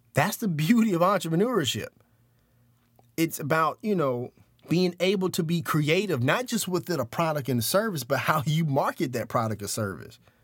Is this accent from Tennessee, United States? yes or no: yes; Memphis, Tennessee, United States; We were middle class, this, that, and the other, uh, growing up in, uh, in South Memphis.